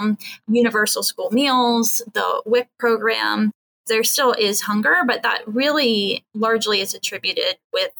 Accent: South Central Pennsylvania, United States; moved away as an adult; now in Washington, D.C., United States; grew up in South Central Pennsylvania, in Apple Country, actually, and was an ag kid

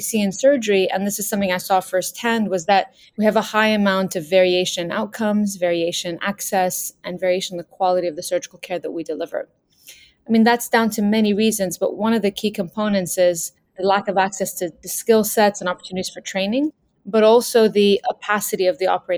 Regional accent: Lebanon; I grew up in Lebanon during the war

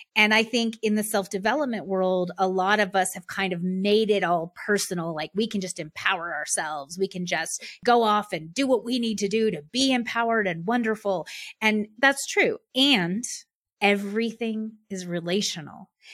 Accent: United States; being a white woman, being middle class, being American

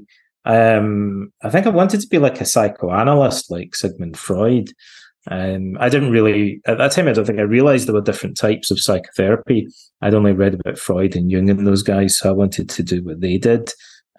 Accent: Ayr, Scotland, United Kingdom; now in Montreal, Canada; Where I grew up was in Scotland, in Ayr, on the west coast of Scotland, near Glasgow

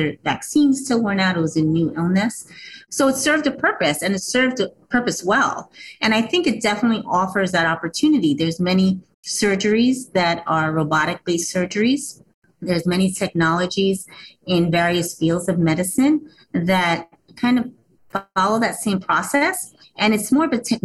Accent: New York, United States; my family is from Puerto Rico. I was born here in New York, but still very close to my roots

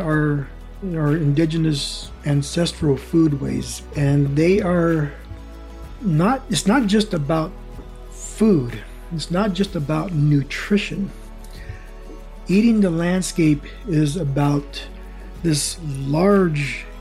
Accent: Southern California, United States; English is a second language; also born or lived in American Southwest / Chihuahua, Mexico; I spent most of my life when I was growing up in Southern California, down by the border, and also in the American Southwest and back and forth into the Southwest and Mexico as well

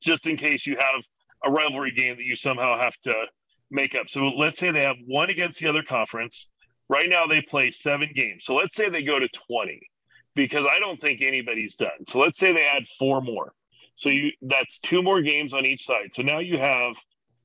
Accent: Nebraska, United States; also born or lived in Colorado / Kansas City, Missouri; now in New Mexico, United States; I grew up in Nebraska, and then I spent years in Colorado and Missouri, well, Kansas City, so that's Missouri and Kansas, and then now here in New Mexico

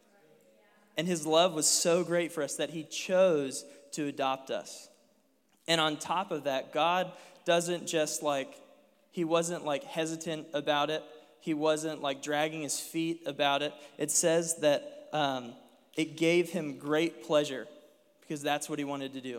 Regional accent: Dayton, Ohio, United States; moved away as an adult; now in Cincinnati, United States; I'm from Dayton, but I work in Cincinnati as a youth pastor

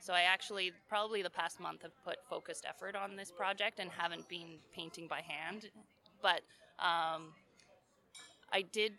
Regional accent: Ontario, Canada; moved away as an adult; also born or lived in British Columbia; I grew up in Ontario and there's no mountains

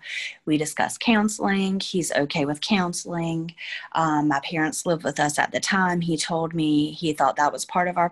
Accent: North Carolina, United States; moved away as an adult; now in Florida, United States; we're both from North Carolina

